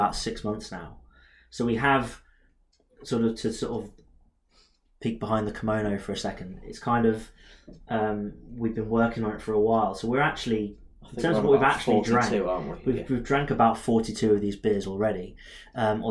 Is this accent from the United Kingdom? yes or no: yes; England, United Kingdom; being English